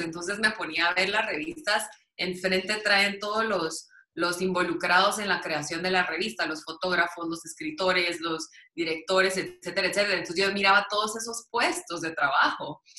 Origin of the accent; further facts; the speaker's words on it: Guatemala City, Guatemala Department, Guatemala; yo nací, crecí en la zona 1